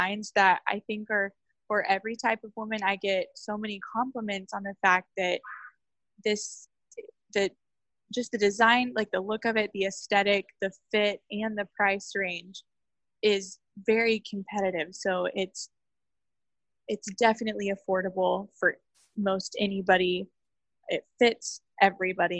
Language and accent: English; Oklahoma, United States; I grew up in a really small town in Oklahoma.